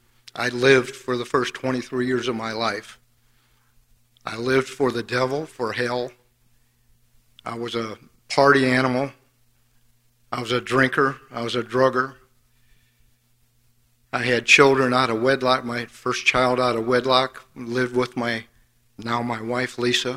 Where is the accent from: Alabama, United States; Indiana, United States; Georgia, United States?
Indiana, United States; Fort Wayne; I grew up in Fort Wayne, Indiana